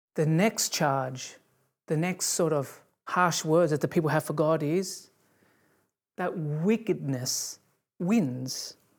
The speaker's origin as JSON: {"language": "English", "country": "Australia", "tie": "born or raised there", "said": "growing up in Australia, there were, you know, there were bushfires every year"}